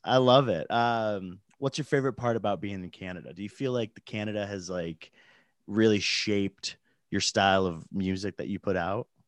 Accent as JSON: {"language": "English", "region": "Michigan", "country": "United States", "tie": "born or raised there", "moved": "yes", "lives_now": "Utah, United States", "said": "I grew up in Michigan"}